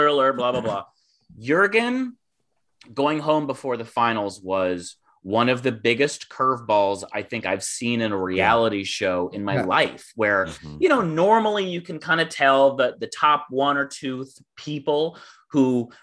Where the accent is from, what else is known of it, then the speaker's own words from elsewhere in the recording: United States; As an American